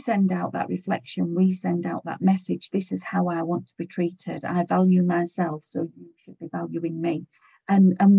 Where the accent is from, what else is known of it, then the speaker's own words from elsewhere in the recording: United Kingdom; we're British